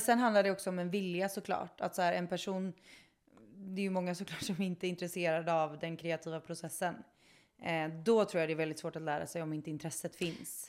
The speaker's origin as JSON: {"language": "Swedish", "town": "Kungsbacka", "region": "Halland County", "country": "Sweden", "said": "jag är från Kungsbacka. Det är där jag är ifrån."}